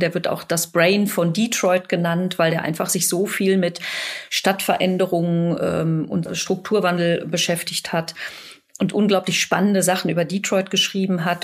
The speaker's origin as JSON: {"language": "German", "town": "Dortmund", "region": "North Rhine-Westphalia", "country": "Germany", "tie": "born or raised there", "also_born_or_lived": "Bochum", "said": "ich selber komme aus Dortmund"}